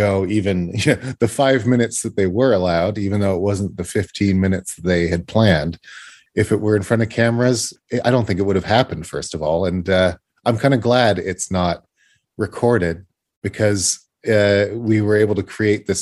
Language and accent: English; Canada; I'm a Canadian boy